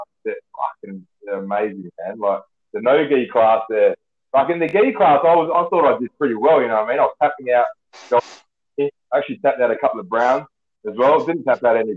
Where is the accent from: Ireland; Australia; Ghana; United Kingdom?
Australia; Western Australia; I was from Australia